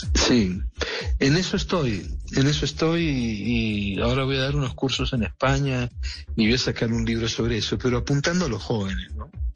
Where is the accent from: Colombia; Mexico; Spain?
Colombia; yo puedo hablar como colombiano porque soy, además tengo nacionalidad colombiana